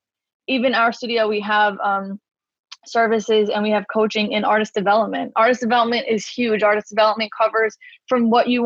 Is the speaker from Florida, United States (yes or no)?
no; New York City, New York, United States; I'm from Staten Island, New York